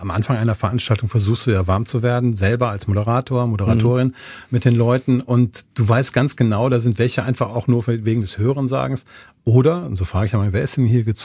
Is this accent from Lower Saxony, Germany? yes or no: no; Goch, North Rhine-Westphalia, Germany; Und viele von denen, die irgendwo in meiner Heimatstadt Goch sagen